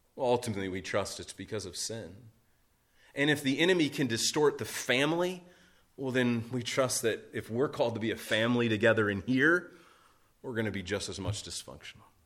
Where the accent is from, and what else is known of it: United States